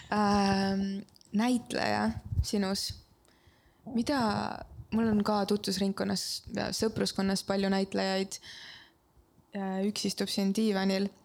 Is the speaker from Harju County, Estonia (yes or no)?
no; Kunda, Lääne-Viru County, Estonia; mina olen garaažide vahelt Kundast.